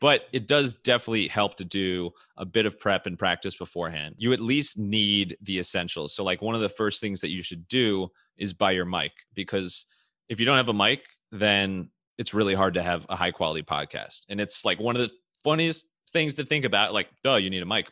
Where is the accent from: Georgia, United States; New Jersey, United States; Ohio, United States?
Ohio, United States; Cleveland; I'm from Cleveland